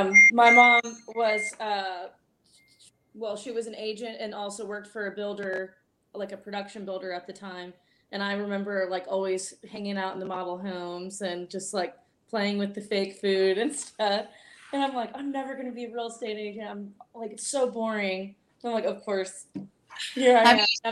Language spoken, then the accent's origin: English; Greensboro, North Carolina, United States; Oh, I'm originally from Greensboro.